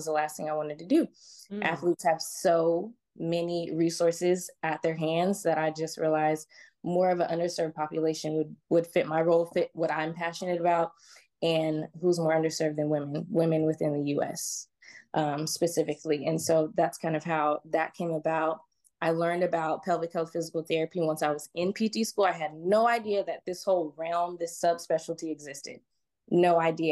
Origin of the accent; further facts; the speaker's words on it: Georgia, United States; also born or lived in California; I moved to Georgia when I was about 8 years old. Grew up in a very kind of conservative religious sort of community